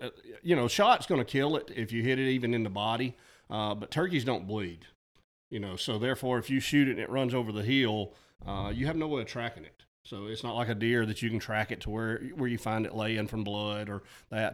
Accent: Mulberry River, Alabama, United States; also born or lived in Georgia; my parents' farm that I grew up on there on the Mulberry River

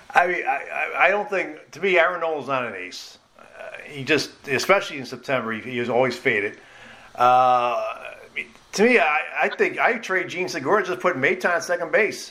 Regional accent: Philadelphia, Pennsylvania, United States; I, I, grew up in Philadelphia.

